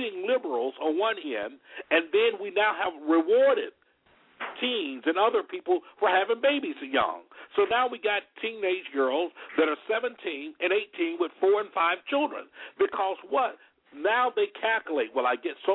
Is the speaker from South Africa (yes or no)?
no; Alabama, United States; I grew up in Alabama